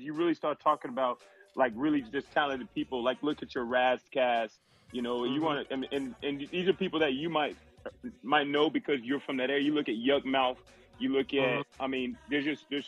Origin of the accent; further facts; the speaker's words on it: the South, United States; I'm from the South